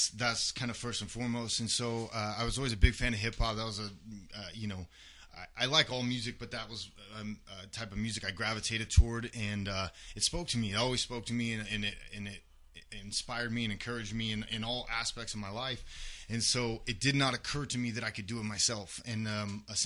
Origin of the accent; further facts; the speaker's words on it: Washington, United States; I grew up in Washington State